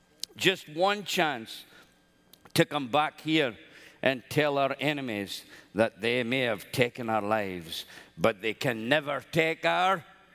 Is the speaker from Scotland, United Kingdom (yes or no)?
yes; Scotland, United Kingdom; Well, I'm a Scotsman